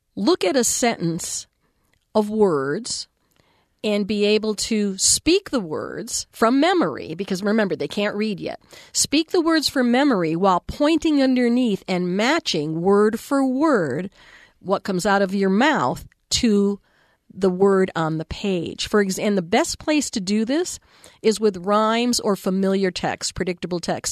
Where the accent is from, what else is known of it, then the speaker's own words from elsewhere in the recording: Texas, United States; I had an amazing school librarian in elementary school in Texas